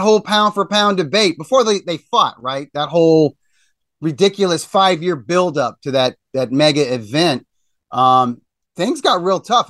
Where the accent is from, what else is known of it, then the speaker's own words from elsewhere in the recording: Missouri, United States; I grew up in Missouri